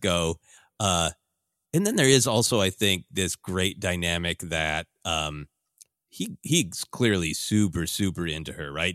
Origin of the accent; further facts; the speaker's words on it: Midwest, United States; growing up in the Midwest